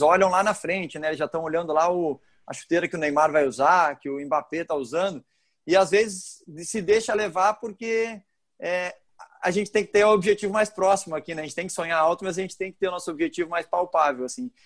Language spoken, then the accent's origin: Portuguese; Porto Alegre, Rio Grande do Sul, Brazil; moved away; o Grêmio e o Inter foi onde eu fui criado